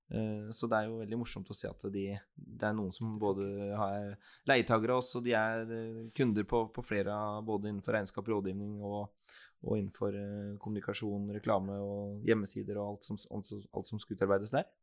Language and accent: Norwegian; Skien, Telemark, Norway; also born or lived in Bergen; Jeg er jo en ordentlig Gjerpen-gutt, jeg. Så jeg er født og oppvokst på, på Gjerpen